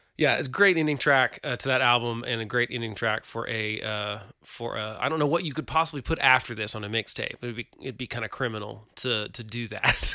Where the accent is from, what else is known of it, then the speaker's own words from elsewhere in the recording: Oklahoma, United States; We're from Oklahoma